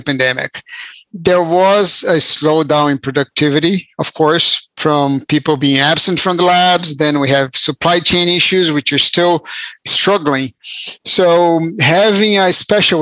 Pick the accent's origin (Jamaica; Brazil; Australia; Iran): Brazil; moved away as an adult; now in United States; I'm actually from Brazil. I moved to the US when I was 18 to go to college.